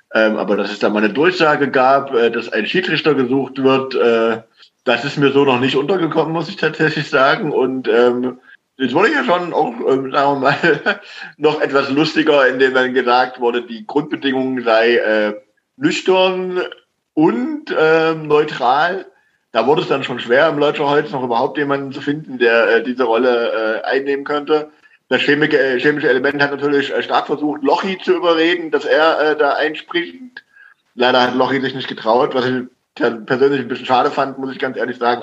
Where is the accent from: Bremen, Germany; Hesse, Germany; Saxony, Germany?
Saxony, Germany; vom Dorfverein aus dem äh, aus meinem Heimatdorf